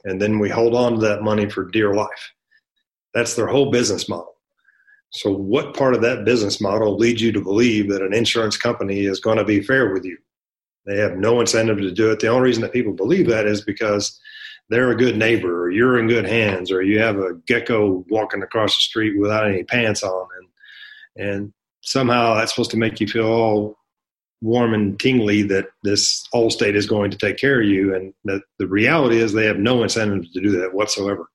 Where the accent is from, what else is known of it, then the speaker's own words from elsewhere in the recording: North Texas, United States; moved away as an adult; now in El Paso, United States; I'm from North Texas. I was raised in a trailer park on government cheese.